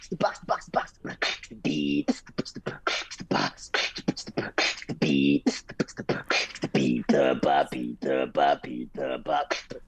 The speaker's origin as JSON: {"language": "English", "country": "Philippines", "said": "That's The Philharmonic with an F because we're all Filipino."}